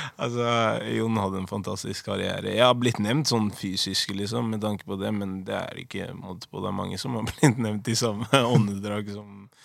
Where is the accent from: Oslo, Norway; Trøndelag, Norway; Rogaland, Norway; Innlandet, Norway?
Oslo, Norway; moved away as an adult; født og oppvokst i Oslo. Eh, fra Holmlia. Utkanten av Oslo.